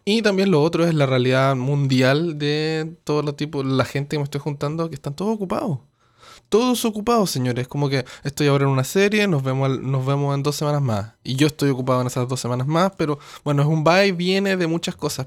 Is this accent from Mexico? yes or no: no; Chile; now in Canada; yo soy chileno, pero vivo acá en Canadá